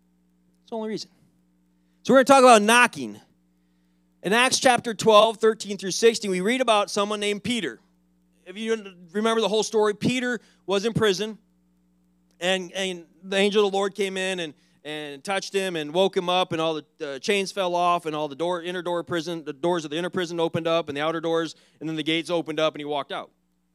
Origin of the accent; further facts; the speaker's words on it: Philippines; I'm sending them back to my home country, which is the Philippines.